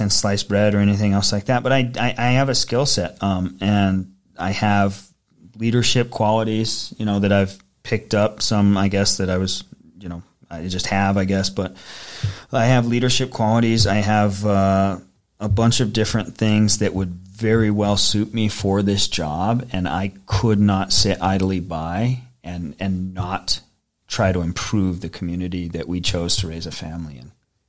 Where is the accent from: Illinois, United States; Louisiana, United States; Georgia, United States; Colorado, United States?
Colorado, United States; Pueblo; moved away as an adult; also born or lived in Washington, D.C.; it's my hometown, and I love this place